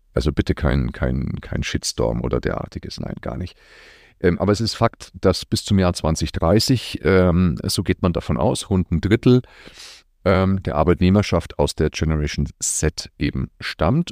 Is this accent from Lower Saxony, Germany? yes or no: no; Nuremberg, Bavaria, Germany; Ich komme aus Franken, aus Nürnberg